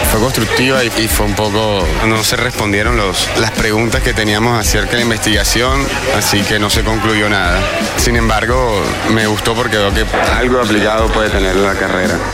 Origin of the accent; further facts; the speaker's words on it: Brazil; Spanish is a second language; now in Cuba; soy brasileño, Estoy en la Escuela Latinoamericana de Medicina y estoy en el segundo año de la carrera de medicina